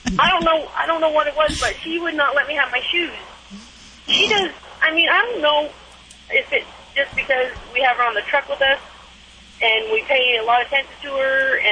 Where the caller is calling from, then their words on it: Laramie, Wyoming, United States; I'm calling from Laramie, Wyoming.